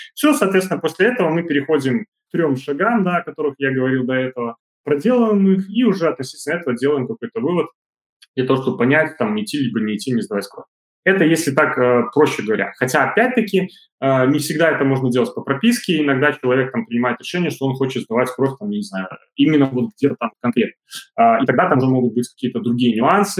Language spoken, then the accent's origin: Russian; Belarus; у нас в Беларуси